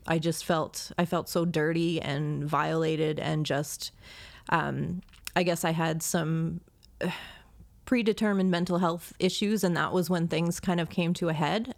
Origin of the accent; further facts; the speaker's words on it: Baltimore, Maryland, United States; I grew up in Baltimore, Maryland.